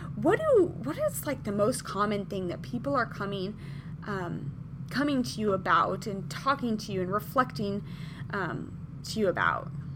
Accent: Midwest, United States; now in Southern California, United States; so I am from the Midwest originally

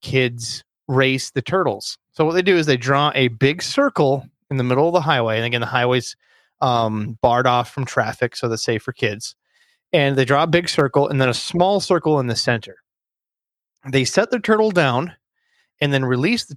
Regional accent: Perham, Minnesota, United States; Being raised in central northern Minnesota, I'm in the heart of the lakes.

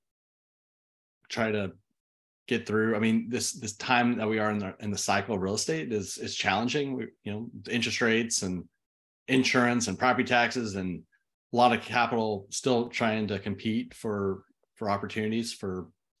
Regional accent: Austin, Texas, United States; also born or lived in Twentynine Palms, California; now in College Station, United States; I was born and raised in Austin.

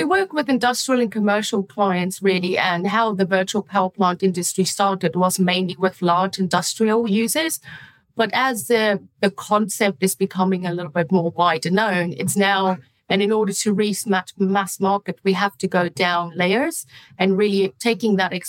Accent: United Kingdom; it can help my home country and, you know, develop solutions in the UK and in Europe

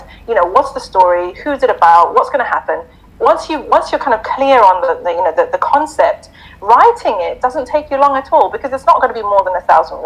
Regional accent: Zimbabwe; Mufti Menk's from my country, so we're both from Zimbabwe.

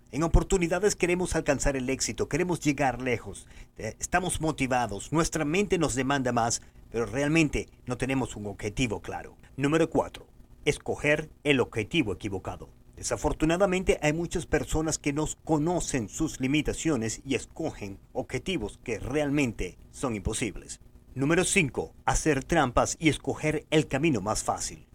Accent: Venezuela; moved away as an adult; cuando yo salí de Venezuela en 1994

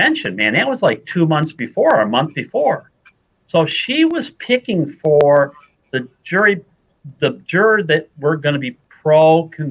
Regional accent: Detroit, Michigan, United States; I grew up in Detroit

